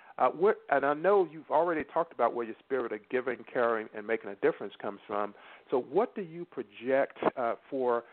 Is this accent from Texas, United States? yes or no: no; North Carolina, United States; I grew up in North Carolina.